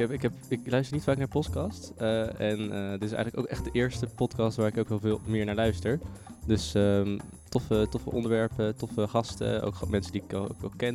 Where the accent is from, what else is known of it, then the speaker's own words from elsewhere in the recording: Zeeland, Netherlands; moved away; ik kom uit Zeeland origineel